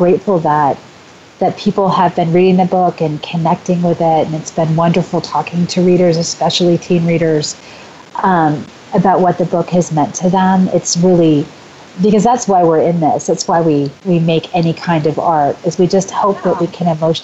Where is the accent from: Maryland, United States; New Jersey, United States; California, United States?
California, United States; moved away as an adult; also born or lived in Portland; now in Des Moines, United States; I'm from California. I lived in Portland for a while, and then I moved right back to California because I love it so much.